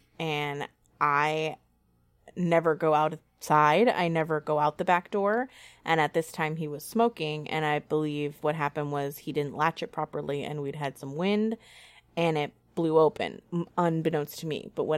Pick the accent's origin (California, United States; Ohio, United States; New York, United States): California, United States; I grew up primarily in California in a very democratic, liberal environment, and I still have a lot of those same views.